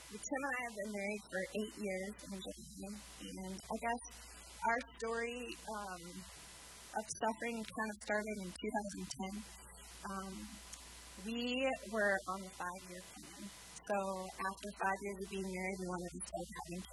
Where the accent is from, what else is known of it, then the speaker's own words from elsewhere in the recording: Sioux Falls, South Dakota, United States; we're from Sioux Falls.